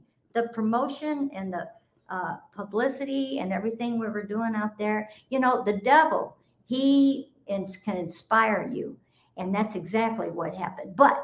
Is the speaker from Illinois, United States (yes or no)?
yes; Chicago, Illinois, United States; I grew up in Chicago, in the heart of Chicago